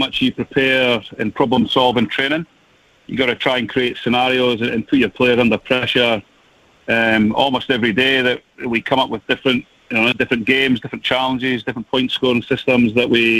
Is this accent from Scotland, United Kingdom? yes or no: yes; Scotland, United Kingdom; as a Scotsman